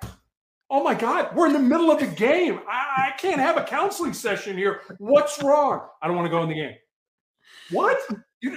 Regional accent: Chicago, Illinois, United States; growing up in Chicago, I played basketball in the same conference with a guy by the name of Isaiah Thomas.

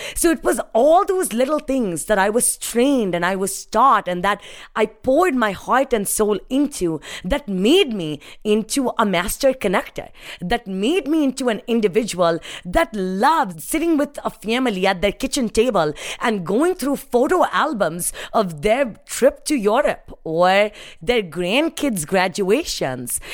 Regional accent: India; moved away as an adult; now in United States; my life growing up in India, uh, standing underneath a street light, not having electricity

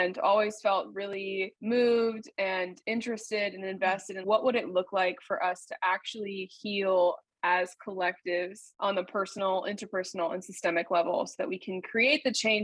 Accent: Maine, United States; moved away; I am originally from Maine

